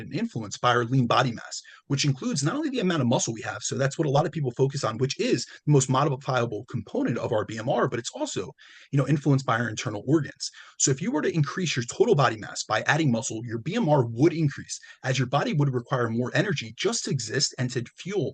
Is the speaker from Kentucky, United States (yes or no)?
no; New Jersey, United States; I'm Italian. So, you know, I'm from Jersey too